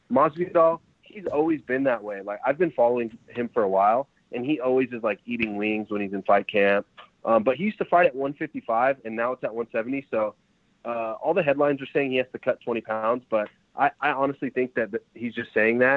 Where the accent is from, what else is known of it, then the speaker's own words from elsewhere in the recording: Fresno, California, United States; also born or lived in San Jose; I'm from Fresno, but um, I'm training here in San Jose